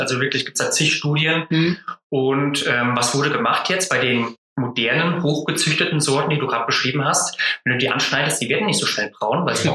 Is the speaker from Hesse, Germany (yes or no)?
yes; Hesse, Germany; als Hesse